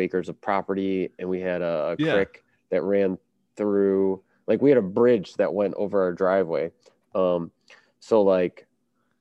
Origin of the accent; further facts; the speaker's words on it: Chicago, Illinois, United States; I grew up on the South Side of Chicago